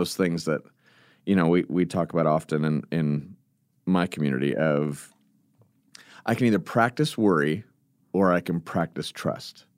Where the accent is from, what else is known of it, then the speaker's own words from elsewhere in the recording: California, United States; I'm from California